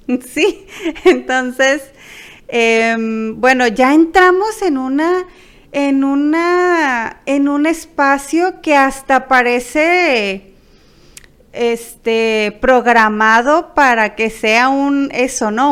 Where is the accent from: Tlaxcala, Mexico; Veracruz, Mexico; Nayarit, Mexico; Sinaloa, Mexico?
Sinaloa, Mexico; Culiacán; somos de Culiacán, Sinaloa